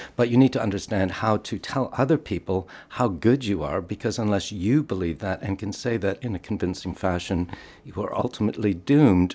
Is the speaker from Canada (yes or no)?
yes; Canada; moved away as an adult; now in United Kingdom; I'm Canadian, and I moved over here in the mid-eighties